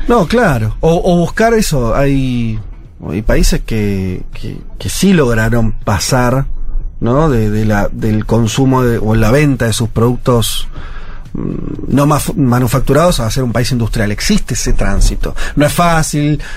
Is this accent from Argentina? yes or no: yes; Argentina; Soy muy argentino